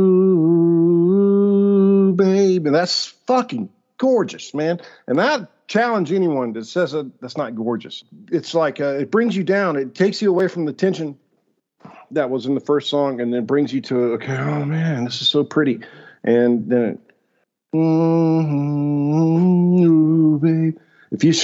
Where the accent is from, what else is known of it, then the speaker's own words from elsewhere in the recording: Alabama, United States; I'm from Alabama